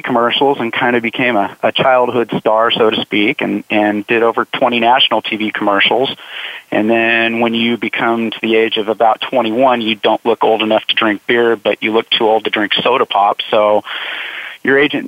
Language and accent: English; Southern California, United States; now in Idaho, United States; I grew up in Southern California.